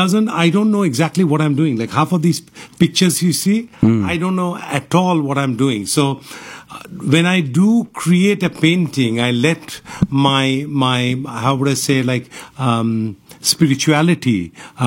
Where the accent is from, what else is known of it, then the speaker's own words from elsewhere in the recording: Kolkata, West Bengal, India; now in Houston, United States; So I was born in Kolkata. Kolkata, okay. Yeah, all my life I was in Kolkata out there. Like, you know, I went to St. Joseph's and Xavier's.